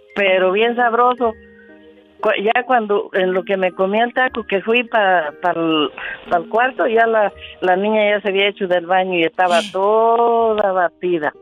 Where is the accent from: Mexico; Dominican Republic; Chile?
Mexico; La Soledad, Michoacán; Yo crecí en la Soledad, municipio de Chavina, Michoacán, México.